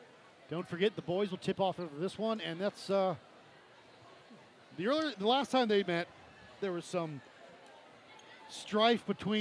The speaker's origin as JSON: {"language": "English", "region": "Ohio", "country": "United States", "moved": "yes", "lives_now": "North Carolina, United States", "said": "Mine too in Ohio."}